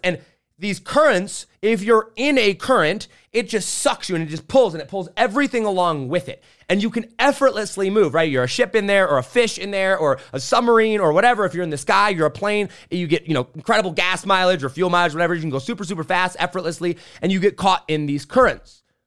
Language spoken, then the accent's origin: English; St. Joe, Indiana, United States; I grew up in St. Joe, Indiana.